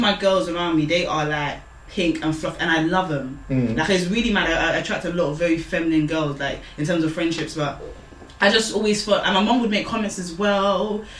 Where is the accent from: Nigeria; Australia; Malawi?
Nigeria; being a Nigerian girl, firstborn